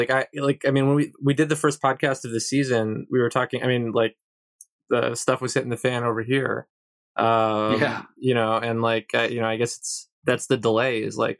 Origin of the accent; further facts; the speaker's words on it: New York, United States; just as a New Yorker